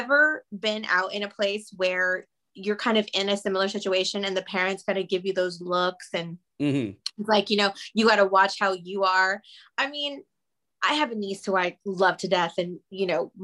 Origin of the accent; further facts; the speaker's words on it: Austin, Texas, United States; moved away as an adult; also born or lived in Los Angeles, California; I grew up in Texas. I'm actually back in Texas now, but when I lived in LA for 17 years